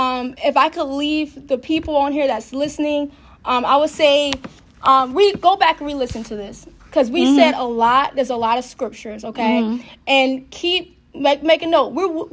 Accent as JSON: {"language": "English", "town": "Harrisonburg", "region": "Virginia", "country": "United States", "tie": "born or raised there", "also_born_or_lived": "Hampton Roads", "said": "I'm actually back in my hometown."}